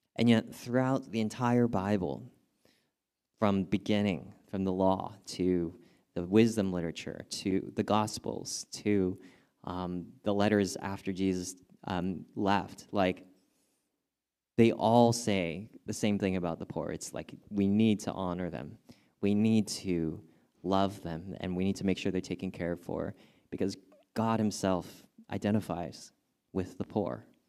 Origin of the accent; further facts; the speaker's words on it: Southern California, United States; I grew up in Southern California